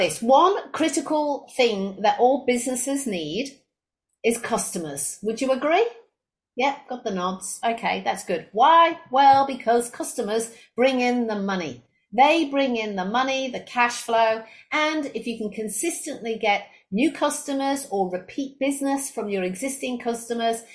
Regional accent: England, United Kingdom; moved away as an adult; also born or lived in Australia; now in Brisbane, Australia; I was originally from England, where I graduated with a degree in business and marketing

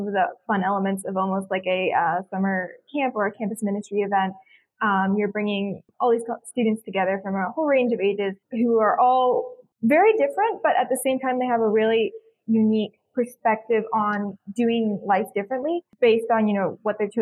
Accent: Southwest Virginia, United States; Yeah, I am from Southwest Virginia

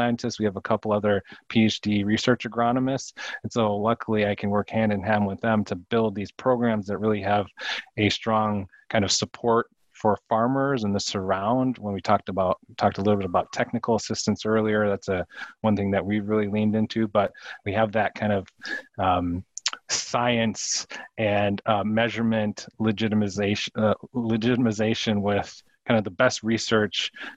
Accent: St. Paul, Minnesota, United States; moved away as an adult; I born and raised in St. Paul, Minnesota. And so I grew up in the city

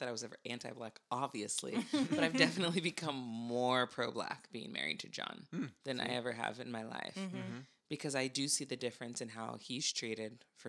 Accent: Santa Barbara, California, United States; Like, I grew up in Santa Barbara.

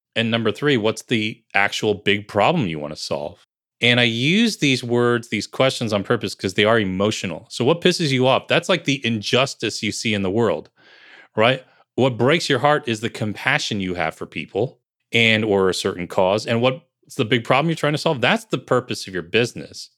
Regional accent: Bergen County, New Jersey, United States; also born or lived in Piscataway, New Jersey; I grew up in New Jersey

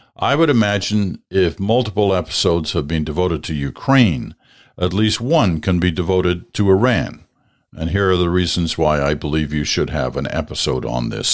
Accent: Nova Scotia, Canada; moved away; I'm originally from Nova Scotia

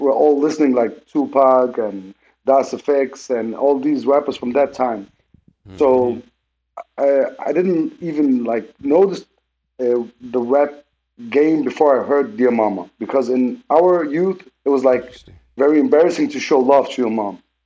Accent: Denmark; also born or lived in Lebanon; when we grew up in Denmark

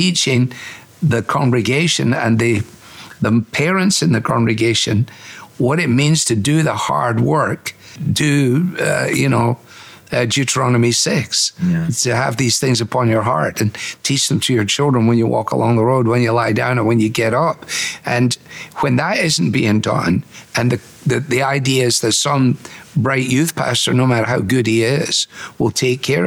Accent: United Kingdom; now in United States; I'm in a local church in America, but I'm still British in so much of my mentality

